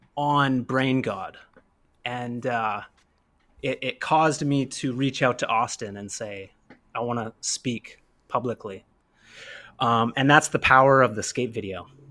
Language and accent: English; Kamloops, British Columbia, Canada; I'm not from New York. I'm from Kamloops